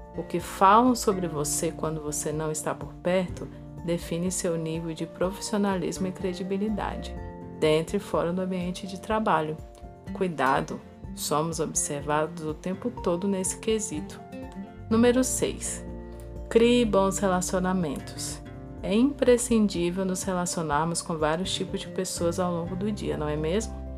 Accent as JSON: {"language": "Portuguese", "town": "Brasília", "region": "Federal District", "country": "Brazil", "said": "Sou de Brasília"}